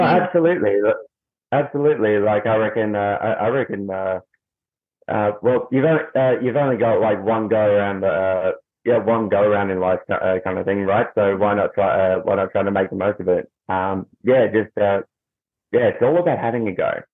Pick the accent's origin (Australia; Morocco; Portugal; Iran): Australia; Melbourne, Victoria; I'm from Melbourne, Australia.